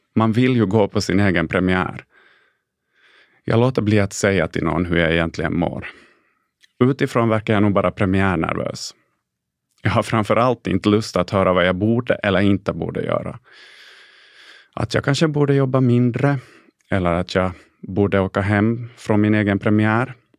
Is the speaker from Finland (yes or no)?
yes; Jakobstad, Ostrobothnia, Finland; first language Swedish; moved away as an adult; also born or lived in Stockholm; i lilla Jakobstad där jag föddes och växte upp i en enspråkigt svensk familj.